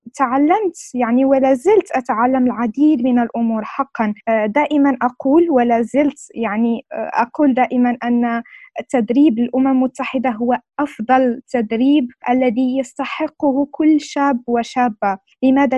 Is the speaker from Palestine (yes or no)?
no; Morocco; أنا من المغرب